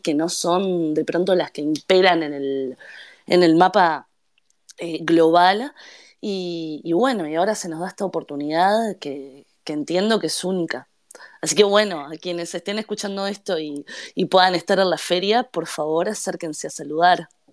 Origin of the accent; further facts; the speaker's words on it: Uruguay; habiendo nacido y crecido en Uruguay